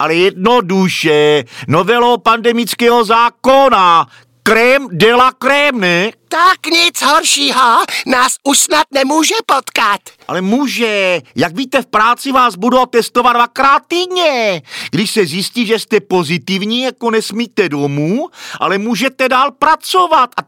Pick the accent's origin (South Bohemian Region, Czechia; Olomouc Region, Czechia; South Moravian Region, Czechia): South Moravian Region, Czechia; Brno; No já jsem z Brna.